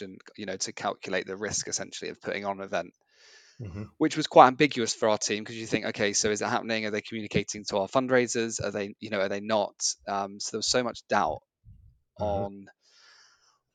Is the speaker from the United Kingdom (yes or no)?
yes; Cambridge, East of England, United Kingdom; being from Cambridge, I felt like I had to do my hometown half